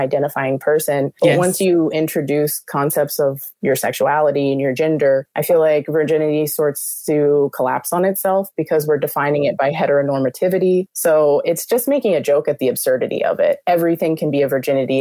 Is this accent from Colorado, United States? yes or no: no; Pittsburgh, Pennsylvania, United States; moved away as an adult; now in New York, United States; I'm from Pittsburgh